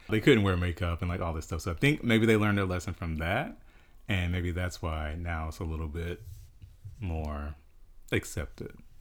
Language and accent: English; South Carolina, United States; I grew up in South Carolina in a really small town.